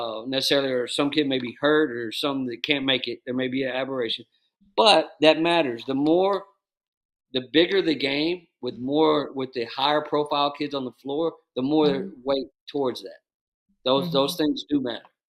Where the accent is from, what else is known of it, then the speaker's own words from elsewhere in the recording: Dallas, Texas, United States; I grew up in the Dallas basketball culture